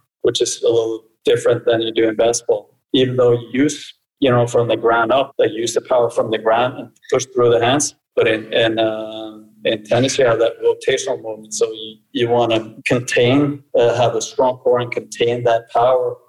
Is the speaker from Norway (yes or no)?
yes; Norway; also born or lived in Brazil / United States; I'm born in Brazil. My mother is Norwegian and my father's from Cape Verde, so I'm kind of a mix. So I grew up mostly in Norway